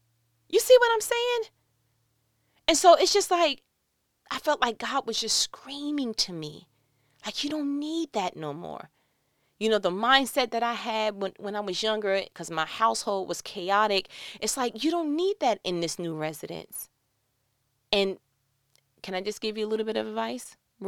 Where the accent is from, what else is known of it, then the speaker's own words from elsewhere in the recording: New York, United States; now in Georgia, United States; Like, I remember when I came from New York to Georgia and, you know, I was flawed that there was no peepholes for me to see who's knocking on my door.